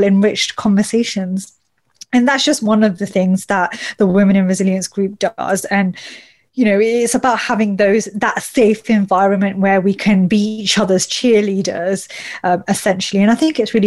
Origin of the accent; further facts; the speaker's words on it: United Kingdom; I'm a British Asian woman